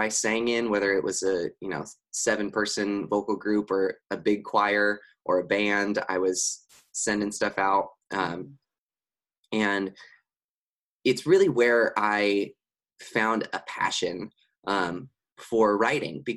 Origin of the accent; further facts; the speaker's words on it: San Dimas, California, United States; I grew up in San Dimas, California, which is about 30 minutes out of Los Angeles